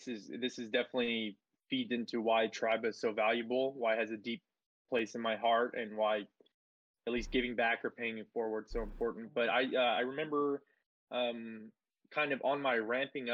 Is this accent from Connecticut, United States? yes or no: no; Fort Worth, Texas, United States; also born or lived in Seville, Spain; I was born in Seville, Spain. I grew up in Fort Worth, Texas. South Central Fort Worth